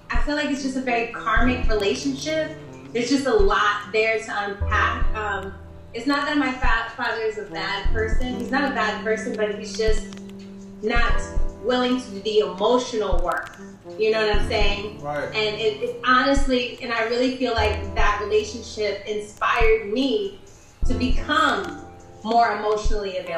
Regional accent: Berlin, Germany; born there; So yeah, I was born in Berlin.

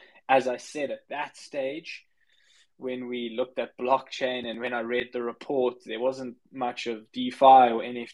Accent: South Africa; I'm actually from South Africa. That's where I grew up.

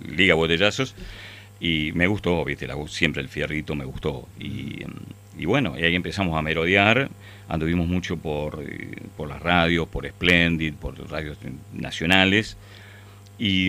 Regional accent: Ramos Mejía, Buenos Aires Province, Argentina; yo vivía, nací en Capital, pero viví toda mi vida en Ramos Mejía

